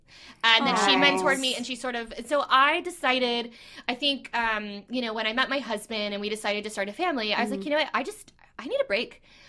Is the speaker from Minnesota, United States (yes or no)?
no; Ruskin, Florida, United States; Ruskin, Florida.